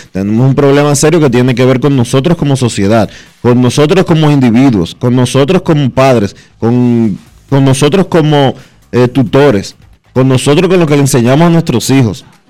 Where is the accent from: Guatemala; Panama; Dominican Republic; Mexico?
Dominican Republic; nosotros como dominicanos